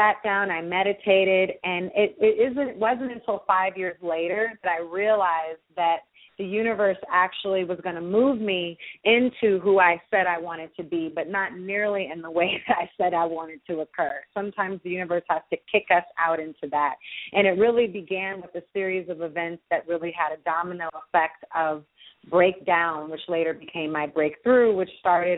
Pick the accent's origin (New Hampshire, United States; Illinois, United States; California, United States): California, United States; the Bay Area; I come from the Bay Area, single-parent family